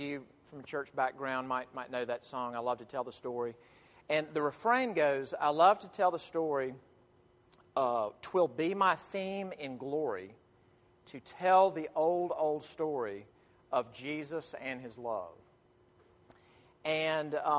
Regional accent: Jackson, Mississippi, United States; moved away; I grew up in First Presbyterian Church, Jackson, Mississippi

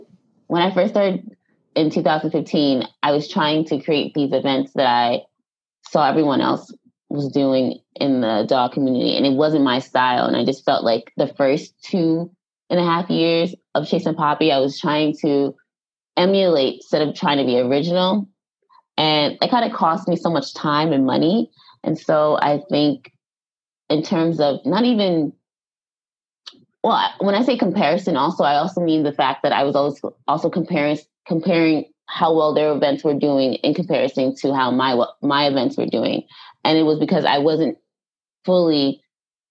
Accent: Long Island, New York, United States; I am from Long Island. I love everything about Long Island. So I'm a Long Island girl

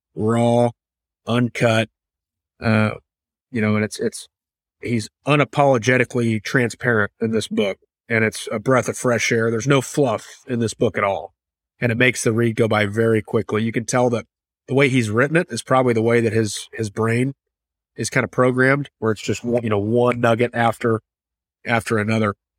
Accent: Kansas City, Missouri, United States; who's also born and raised in Kansas City

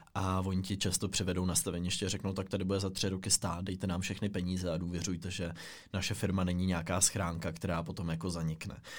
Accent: Czechia; my všichni jako Češi

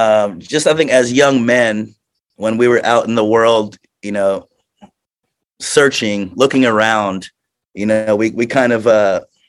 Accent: Florida, United States; growing up in Florida, it's just you grow up in a party world

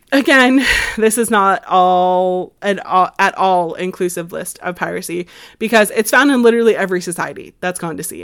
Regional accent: United States

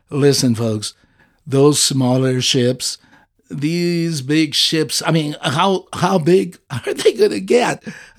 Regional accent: Azores, Portugal; English is a second language; leave my native country out of this. So Portugal doesn't count. and the Azores, the group of islands I'm from Portugal, but the Azores.

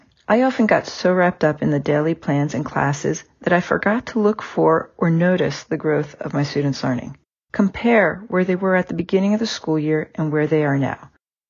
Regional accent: Honey Brook, Pennsylvania, United States; I am from Honeybrook, Pennsylvania.

